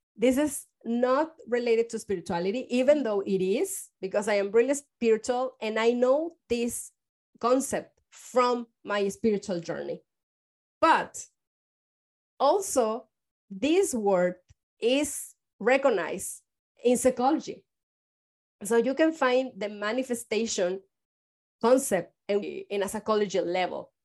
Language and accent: English; Mexico; moved away as an adult; now in San Francisco, United States; I am from Mexico